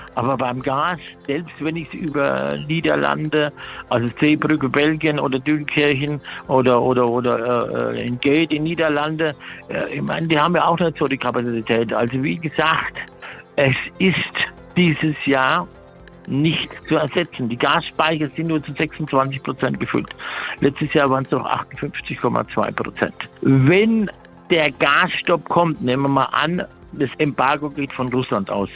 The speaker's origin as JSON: {"language": "German", "town": "Frankfurt", "region": "Hesse", "country": "Germany", "said": "ich bin aus Frankfurt"}